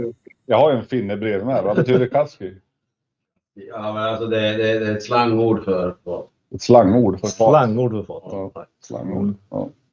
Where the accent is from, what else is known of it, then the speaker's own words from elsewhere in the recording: Sweden; vi svenskar